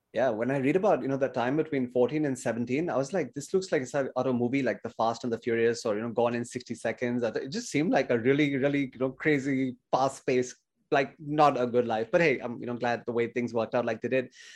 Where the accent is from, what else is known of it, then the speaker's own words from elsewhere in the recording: India; growing up in India in the eighties